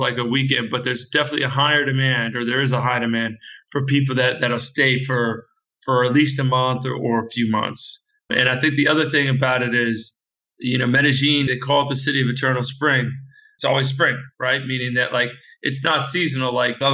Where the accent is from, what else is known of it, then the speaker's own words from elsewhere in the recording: United States; I'm a US expert and US guy.